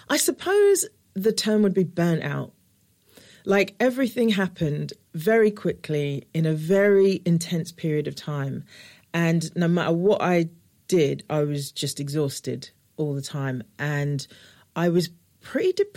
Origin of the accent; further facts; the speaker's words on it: London, United Kingdom; I'm from Newham.